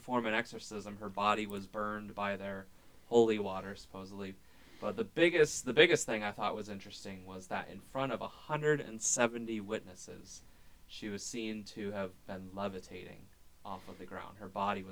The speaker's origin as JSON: {"language": "English", "country": "United States"}